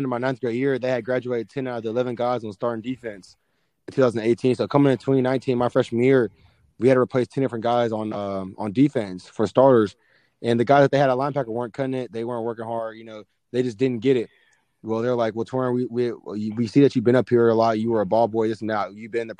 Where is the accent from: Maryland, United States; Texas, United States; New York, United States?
Texas, United States; Temple; I'm from Temple, Texas. Man, I was born and raised here